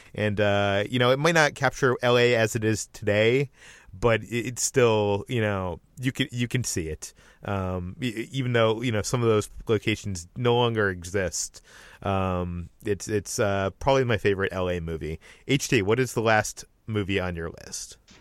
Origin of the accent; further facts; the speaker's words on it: Boston, Massachusetts, United States; moved away; I am originally from the Boston area.